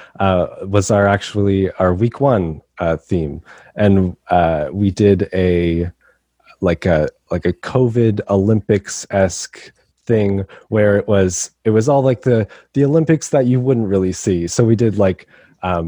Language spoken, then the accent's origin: English; Brampton, Ontario, Canada; I'm from Brampton, Ontario in Canada